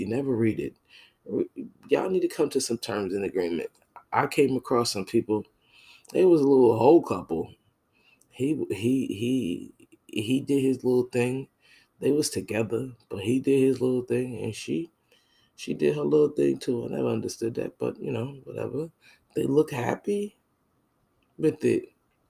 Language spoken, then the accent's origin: English; Northeastern United States, United States; now in Jacksonville, United States; I'm from the North, and New York and New Jersey is different. I live in Jacksonville, Florida.